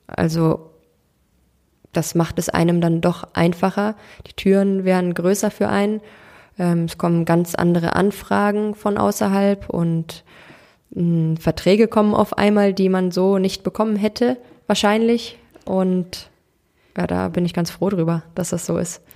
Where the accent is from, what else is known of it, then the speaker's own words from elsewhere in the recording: Cologne, North Rhine-Westphalia, Germany; Ich bin in Köln geboren, ähm, bin hier groß geworden